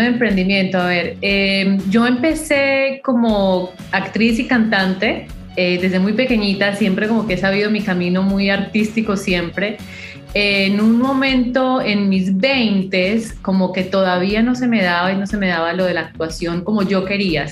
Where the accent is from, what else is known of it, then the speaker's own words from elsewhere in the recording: Colombia; moved away; soy colombiana, obviamente, con mis raíces así muy cafeteras